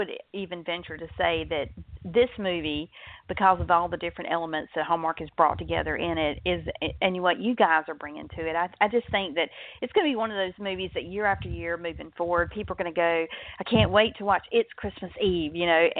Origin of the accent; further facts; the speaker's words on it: the South, United States; I'm from the South, so I'm right in the heart of comfort food country.